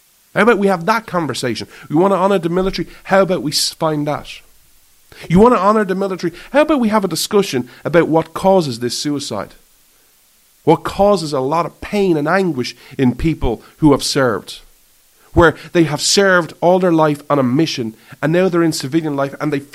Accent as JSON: {"language": "English", "country": "Ireland", "said": "I thrive as an Irishman"}